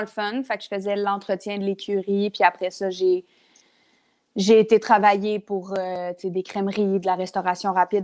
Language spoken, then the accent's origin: French; Lavaltrie, Quebec, Canada; now in Montreal, Canada; je viens de la Valtrie, ce qui est vraiment correct, mais ça fait 12 ans que j'ai pas été. ça fait 12 ans que j'ai pas habité à la Valtrie